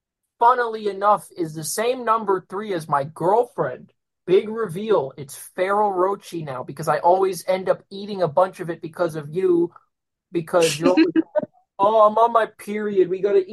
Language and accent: English; United States; I'm American